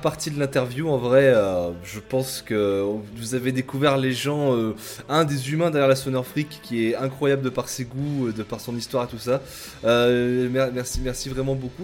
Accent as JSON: {"language": "French", "town": "Lille", "region": "Hauts-de-France", "country": "France", "said": "je suis lillois"}